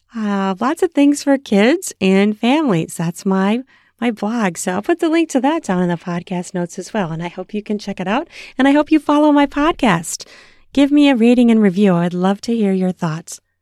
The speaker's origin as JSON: {"language": "English", "country": "United States", "said": "I'm American"}